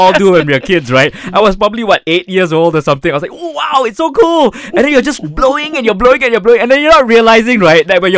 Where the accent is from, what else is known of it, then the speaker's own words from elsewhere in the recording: Penang, Malaysia; I was from Penang